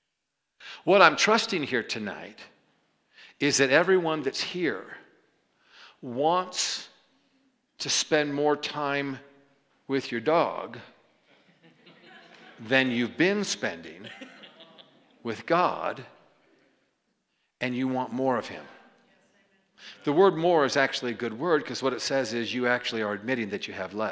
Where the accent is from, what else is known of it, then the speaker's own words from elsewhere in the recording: New York, United States; I didn't know this as a New Yorker. We're actually, you know, short on time growing up in New York